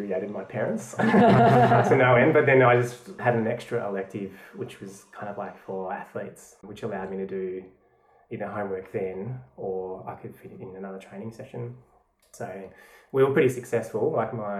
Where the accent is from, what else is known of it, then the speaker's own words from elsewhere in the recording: Tasmania, Australia; moved away as an adult; now in Melbourne, Australia; So I grew up in Tasmania, and I moved to Melbourne with my wife 6 years ago